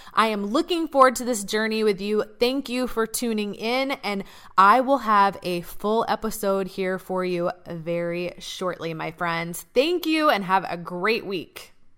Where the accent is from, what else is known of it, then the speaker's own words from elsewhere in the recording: Atlanta, Georgia, United States; I grew up in Atlanta